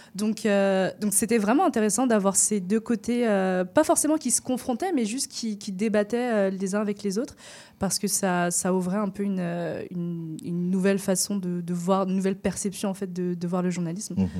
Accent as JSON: {"language": "French", "country": "France", "said": "moi je viens de France"}